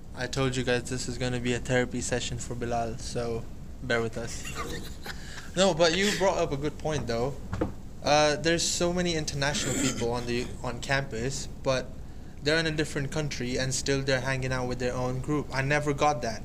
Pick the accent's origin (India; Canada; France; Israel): India; I am from India